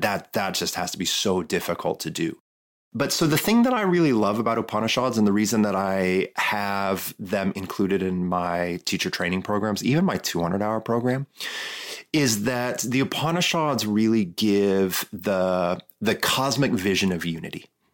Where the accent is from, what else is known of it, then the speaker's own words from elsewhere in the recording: Midwest, United States; moved away; I'm from the Midwest